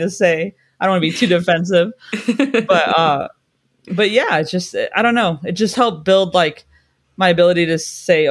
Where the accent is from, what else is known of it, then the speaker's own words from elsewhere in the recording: California, United States; now in London, United Kingdom; I'm from California